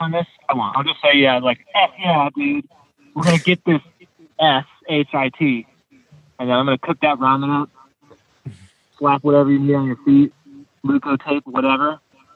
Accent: Columbus, Ohio, United States; I'm from Columbus, Ohio.

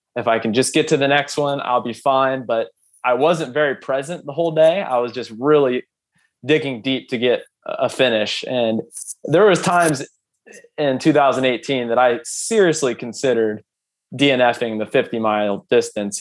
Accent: Ohio, United States; I'm from Ohio

